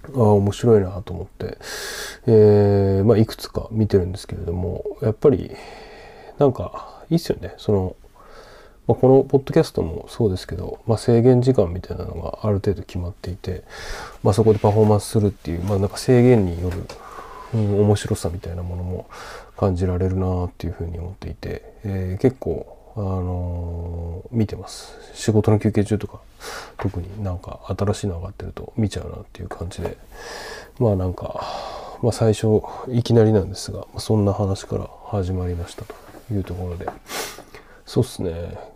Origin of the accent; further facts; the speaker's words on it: Sendai, Miyagi, Japan; 自分の地元仙台